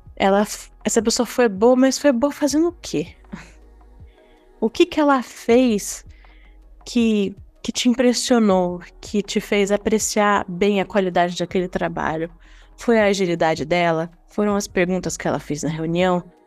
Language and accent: Portuguese; Brazil; nós, enquanto brasileiros